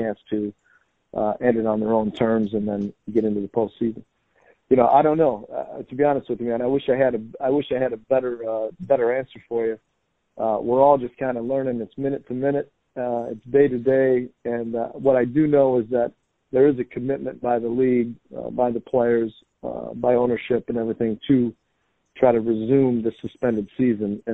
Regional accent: Delta, Ohio, United States; I grew up in Delta, Ohio, which is not far from you

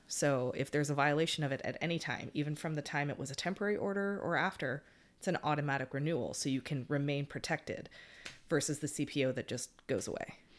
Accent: California, United States; I'm from California and we use guys to describe even a tree

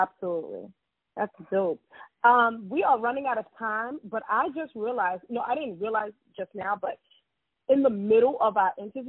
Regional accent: New York, United States; I'm a New Yorker. I'm from Harlem, and I'm an assistant professor of race and education at a Research One University.

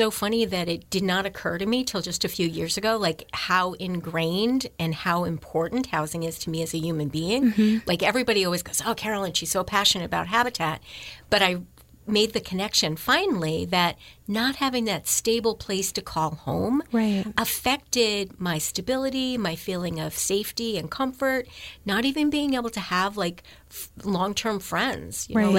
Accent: Troy, New York, United States; also born or lived in Texas / Arizona / Tennessee; So I was born in Troy, New York. The first 5 to 10 years, I was in the Rensselaer, New York area. And then my parents moved to Texas and Arizona and Tennessee.

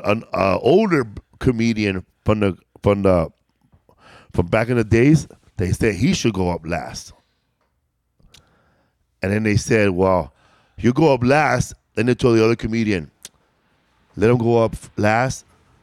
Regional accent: Los Angeles, California, United States; I'm from LA.

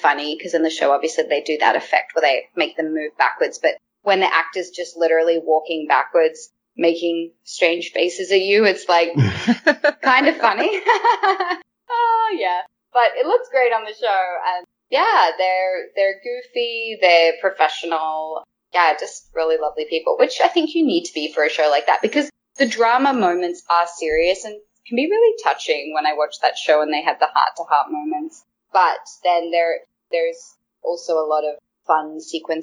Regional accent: Australia; now in Vancouver, Canada; I'm Australian

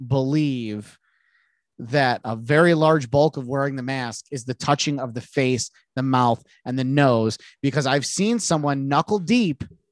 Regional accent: United States; as an American

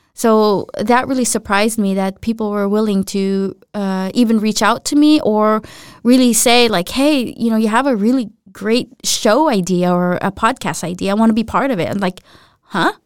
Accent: United States; I'm American

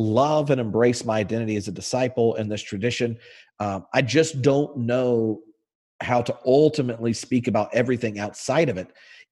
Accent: the South, United States; we grew up in the South

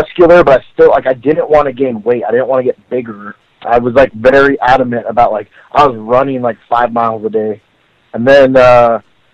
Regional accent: Arizona, United States; I've been an Arizona boy my whole life

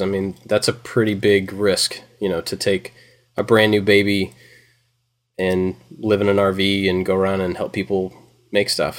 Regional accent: Kentucky, United States; now in Georgia, United States; I grew up in Kentucky

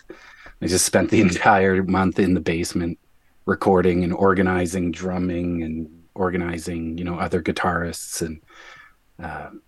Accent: Newfoundland and Labrador, Canada; moved away as an adult; now in Winnipeg, Canada; I am from Newfoundland. I moved here in 2001

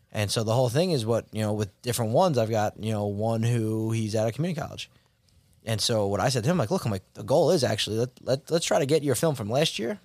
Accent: Rockville Centre, New York, United States; I grew up in Rockwell Center, went to Southside for high school

